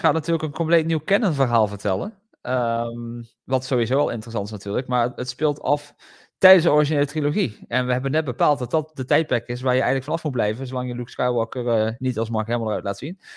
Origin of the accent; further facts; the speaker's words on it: Netherlands; als Nederlander